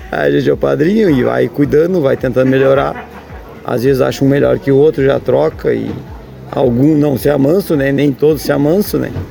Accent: São Gabriel, Rio Grande do Sul, Brazil; Isto, a gente nasci, me criei em São Gabriel e sempre lidei na pecuária

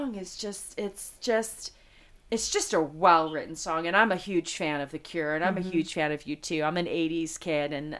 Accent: Las Vegas, Nevada, United States; moved away as an adult; also born or lived in Los Angeles; I came from Vegas

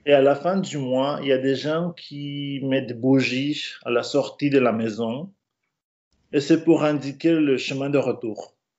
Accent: Mexico; French is a second language; moved away as an adult; also born or lived in Brittany, France

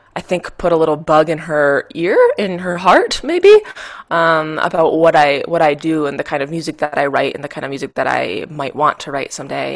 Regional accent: Michigan, United States; now in Denver, United States; I'm from Michigan originally

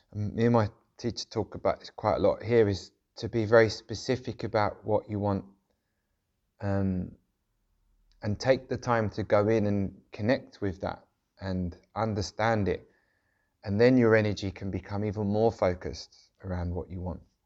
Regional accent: London, United Kingdom; where I grew up in South London, which was, uh, quite a rough area

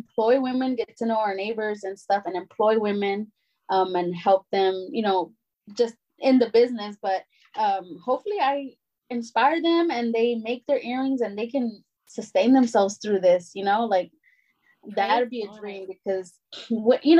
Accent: Dallas, Texas, United States; also born or lived in North India; I was born a Pleasant Grove

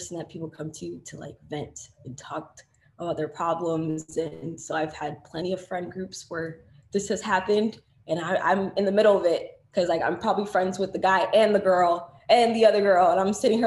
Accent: Florida, United States; I'm a girl from Florida

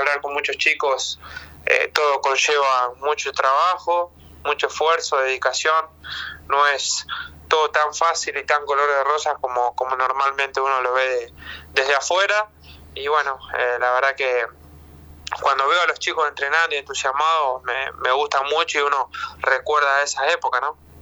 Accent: Argentina; born or raised there; moved away as an adult

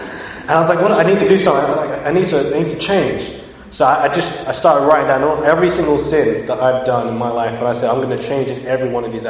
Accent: London, United Kingdom; also born or lived in Bristol; now in Birmingham, United Kingdom; My parents moved back to London, and I grew up in London

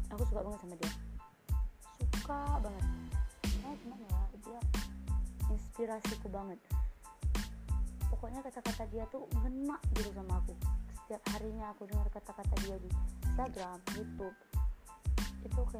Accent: Aceh, Indonesia; accent: Aceh; karena aku tuh tinggalnya di Aceh uh, orang tua aku juga asli Aceh dua-duanya ayah aku Banda Aceh mama aku Biren

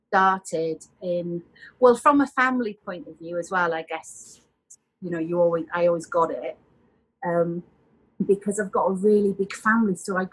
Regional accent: Yorkshire and the Humber, United Kingdom; accent: hybrid; moved away as an adult; also born or lived in Wiltshire / Scotland; now in Sedona, United States; I was born down in Wiltshire in the south of England. And then I moved to Yorkshire as a child and grew up and was a young adult in Yorkshire as well. So I have kind of a link to both places. And we had family in Yorkshire as well.

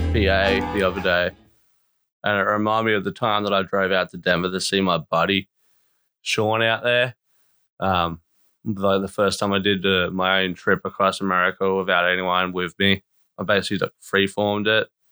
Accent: Australia; born or raised there; also born or lived in Melbourne

